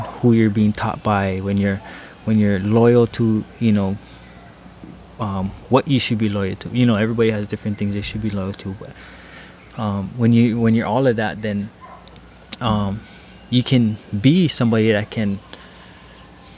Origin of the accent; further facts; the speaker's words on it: Hawaii, United States; I'm from Hawaii